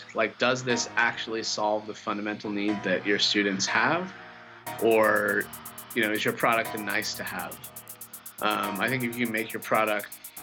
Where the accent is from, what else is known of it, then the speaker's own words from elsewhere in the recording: Utah, United States; also born or lived in Ukraine; I grew up in Utah. Pretty small town, simple life